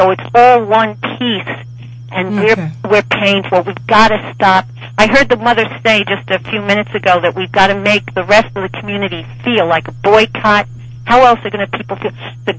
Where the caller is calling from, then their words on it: Washington, District of Columbia, United States; I'm calling from Washington, D.C., Ward 4.